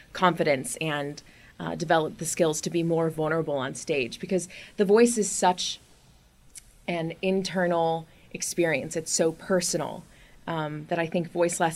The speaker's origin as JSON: {"language": "English", "town": "Springfield", "region": "Illinois", "country": "United States", "also_born_or_lived": "Boston", "moved": "as an adult"}